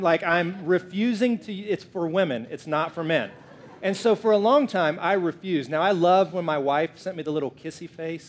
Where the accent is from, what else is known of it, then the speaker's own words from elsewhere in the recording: the South, United States; I'm from the South, so I say it that way